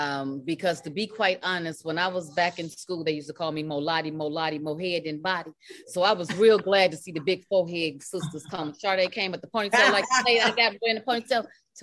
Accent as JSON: {"language": "English", "town": "Chicago", "region": "Illinois", "country": "United States", "tie": "born or raised there", "said": "From my hometown of Chicago."}